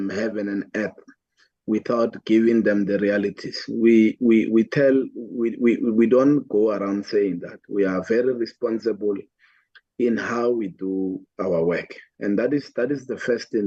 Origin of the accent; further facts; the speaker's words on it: Atteridgeville, Gauteng, South Africa; where I grew up in Attridgeville, there were only four schools